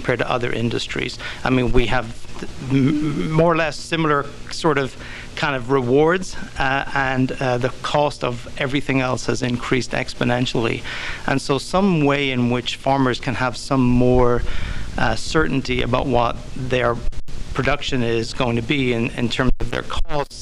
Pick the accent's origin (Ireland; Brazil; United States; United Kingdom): Ireland; moved away; I grew up in Ireland